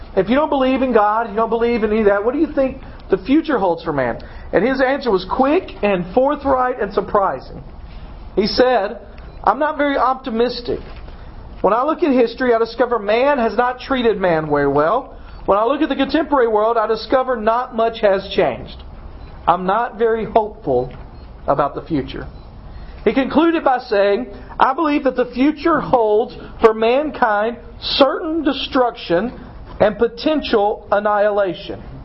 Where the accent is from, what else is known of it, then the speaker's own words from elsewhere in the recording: Dyersburg, Tennessee, United States; moved away as an adult; I left Dyersburg when I was 18